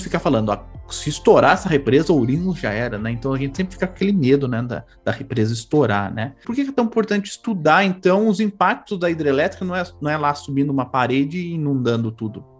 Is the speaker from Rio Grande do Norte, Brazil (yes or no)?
no; São Paulo, Brazil; eu fui criado aqui em São Paulo